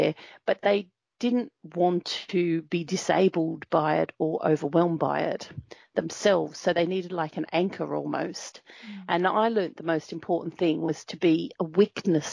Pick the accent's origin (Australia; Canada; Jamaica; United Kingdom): Australia; Nhulunbuy, Northern Territory; I grew up in Nhulunbuy in the Northern Territory